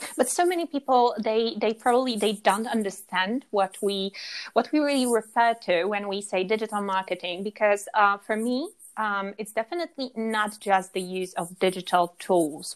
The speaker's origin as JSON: {"language": "English", "town": "Warsaw", "region": "Masovian Voivodeship", "country": "Poland", "moved": "yes", "lives_now": "Granada, Spain", "said": "I'm from Poland. Originally, I'm from, uh, I'm, I'm Warsaw girl."}